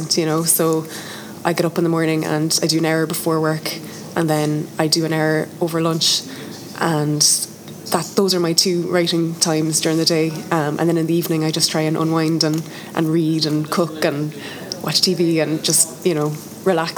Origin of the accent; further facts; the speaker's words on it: Tipperary, Munster, Ireland; moved away as an adult; also born or lived in Dublin; now in Cork, Ireland; I'm from Tipperary originally, from the country, and I went to Dublin for college and lived there for, I think, about 9 years